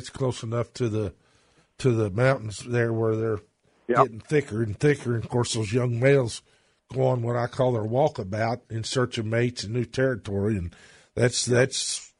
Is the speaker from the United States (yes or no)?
yes; Owingsville, Kentucky, United States; Flemingsburg, that's my old stomping grounds. I was born in Owingsville, which is just a short hop up the highway there.